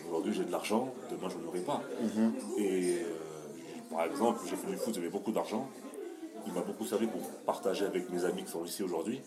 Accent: France; nous sommes français

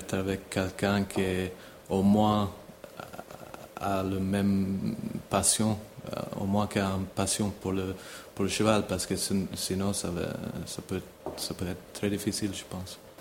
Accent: Ireland; French is a second language; moved away as an adult; also born or lived in Italy; now in Geneva, Switzerland; Je suis né en Irlande, pas loin de Dublin, aussi dans une famille de chevaux

